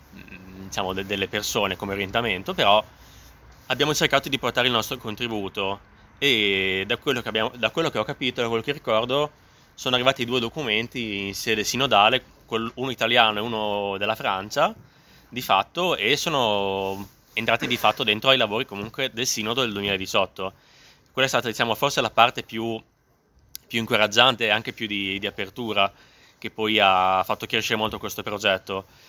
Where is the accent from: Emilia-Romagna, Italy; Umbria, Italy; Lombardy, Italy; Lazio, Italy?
Emilia-Romagna, Italy; Modena; sono emiliano, vengo da, da Modena, quindi sono anch'io nord Italia e vengo da un contesto di campagna